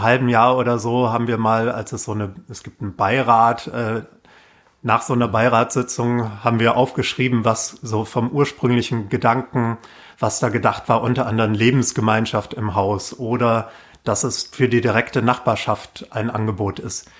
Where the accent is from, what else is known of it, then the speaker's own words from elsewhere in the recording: Waldecker Land, North Hesse, Germany; now in Berlin, Germany; ich komme aus Nordhessen, Waldecker Land vom Dorf